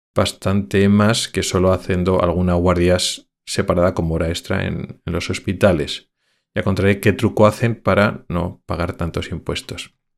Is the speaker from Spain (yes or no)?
yes; Spain; moved away as an adult; also born or lived in Madrid / Logroño; somos españoles que vivimos en otros países europeos